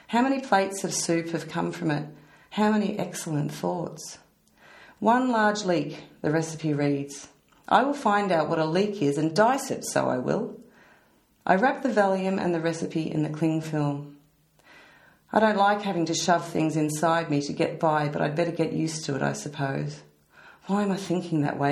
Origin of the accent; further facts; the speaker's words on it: Australia; I'm Australian